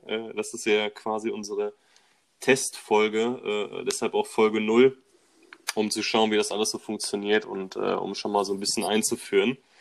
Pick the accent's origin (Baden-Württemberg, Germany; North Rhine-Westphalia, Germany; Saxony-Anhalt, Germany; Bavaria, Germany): North Rhine-Westphalia, Germany; Bochum; Im äh, tiefsten Ruhrpott in Bochum, wo ich herkomme